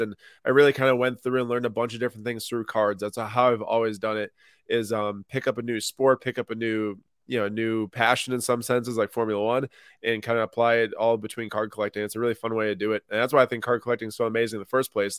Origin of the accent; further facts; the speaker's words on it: Minnesota, United States; also born or lived in Madison, Wisconsin; Minnetonka High School was one of the best public schools in the area where I grew up in Minnesota